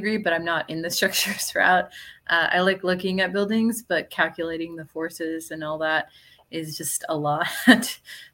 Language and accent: English; Laredo, Texas, United States; also born or lived in College Station, Texas; I'm from Laredo, Texas, which is a border town between Texas and Mexico. So I grew up there my whole life before I moved over to College Station